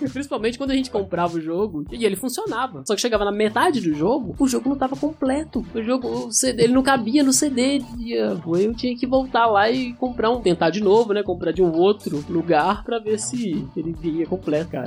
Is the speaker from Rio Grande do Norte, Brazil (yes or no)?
no; Belo Horizonte, Minas Gerais, Brazil; eu cresci em Belo Horizonte, eu sou de BH